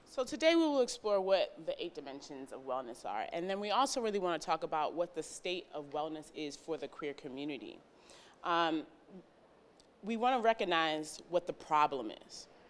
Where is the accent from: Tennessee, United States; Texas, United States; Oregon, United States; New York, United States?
New York, United States; New York City; moved away; I'm originally from New York. I'm from Brooklyn, New York